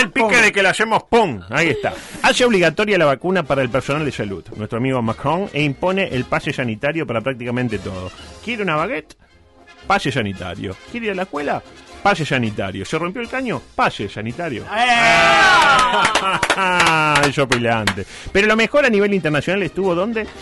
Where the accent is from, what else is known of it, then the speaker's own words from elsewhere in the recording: Uruguay; somos uruguayos